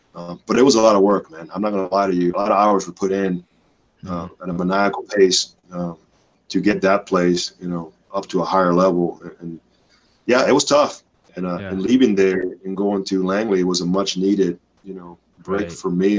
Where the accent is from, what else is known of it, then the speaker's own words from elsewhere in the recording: Dominican Republic; That was an everyday thing where I grew up in the Dominican Republic.